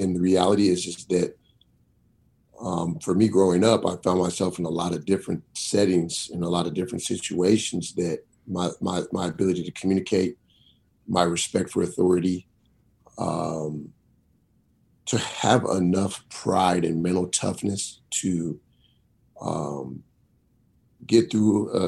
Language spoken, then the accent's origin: English; Seattle, Washington, United States; now in Missoula, United States; Growing up in Rainier Valley, you know, I played sports at Rainier Beach Community Center, far south Seattle as you can get